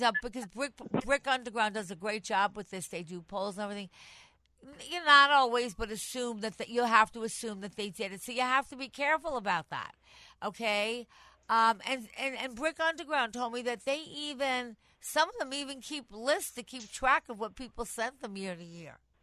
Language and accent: English; Long Island, New York, United States; moved away as an adult; now in New York City, United States; I was born on Long Island. I come from Long Island. I mean, I'm in the city the last 20 years